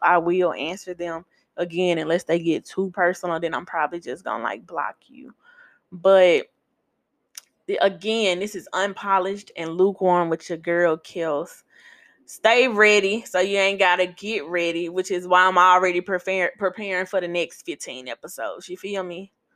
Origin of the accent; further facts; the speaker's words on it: Memphis, Tennessee, United States; now in New Orleans, United States; I am a born and raised Memphian